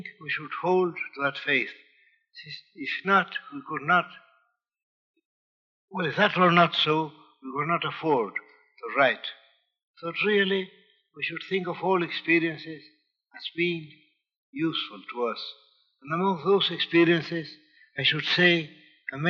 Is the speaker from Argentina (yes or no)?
yes; Buenos Aires, Argentina; English is a second language; moved away; I feel homesick for Buenos Aires, my hometown